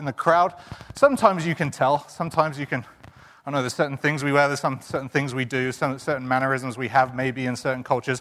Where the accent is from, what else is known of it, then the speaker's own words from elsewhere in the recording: England, United Kingdom; moved away; we're both from England